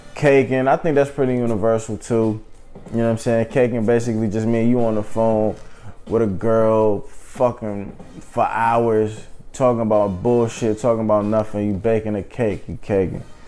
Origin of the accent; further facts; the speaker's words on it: St. Louis, Missouri, United States; moved away as an adult; now in Philadelphia, United States; I'm from St. Louis lived in St. Louis uh, until I was 18, but I've lived in Philly for the past nine years.